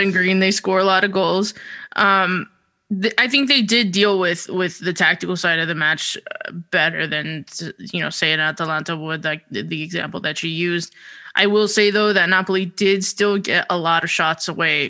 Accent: the town next to Denville, New Jersey, United States; the town over from my hometown.

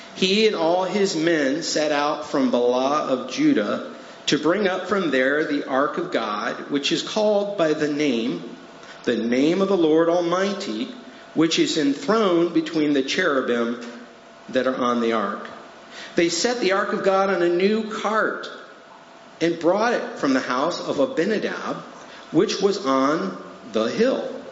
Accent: Chicago, Illinois, United States; moved away as an adult; also born or lived in Colorado / Batavia, Illinois; we are originally from the Chicagoland area

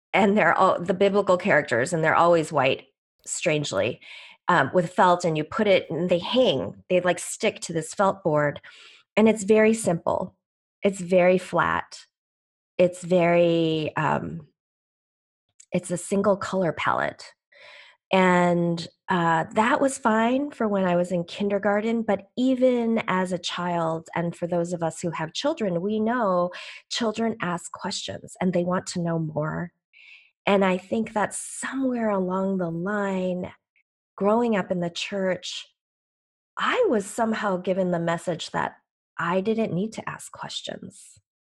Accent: Chicago, Illinois, United States; also born or lived in Seoul, South Korea / Green Bay, Wisconsin; I came to the U S as an eight-month-old baby from Seoul, Korea, with my parents who were, um, leaving the only home they knew, uh, and we, uh, settled in Chicago in the Midwest, and this is where I have stayed

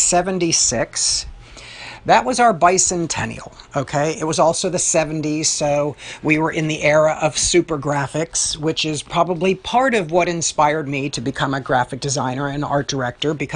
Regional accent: Pittsburgh, Pennsylvania, United States; my hometown of Pittsburgh

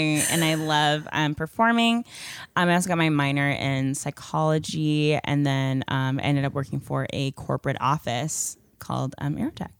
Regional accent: Chandler, Arizona, United States; also born or lived in Pleasantville, New Jersey / Bowie, Maryland; I lived there for about eight years, and then I moved to Bowie, Maryland, and I lived there for about two years. And then I moved here to Chandler, Arizona

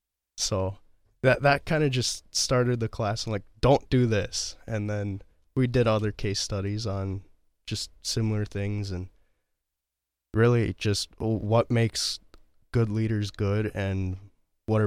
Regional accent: Fargo, North Dakota, United States; born there; I was not. I was born in Fargo, North Dakota.

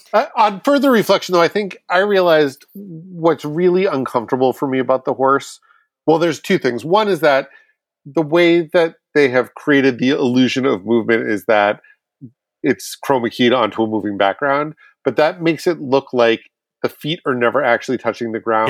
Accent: Boston, Massachusetts, United States; I'm from Boston

